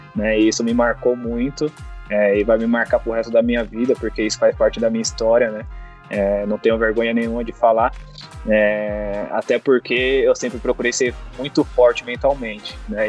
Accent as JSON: {"language": "Portuguese", "region": "São Paulo", "country": "Brazil", "said": "Eu sou de São Paulo"}